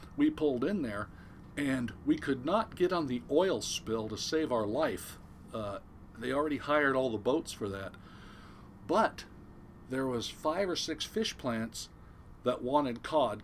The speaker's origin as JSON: {"language": "English", "town": "Newport Beach", "region": "California", "country": "United States", "tie": "born or raised there", "said": "I'm originally born and raised in Southern California, uh, Newport Beach, Costa Mesa area, to be exact"}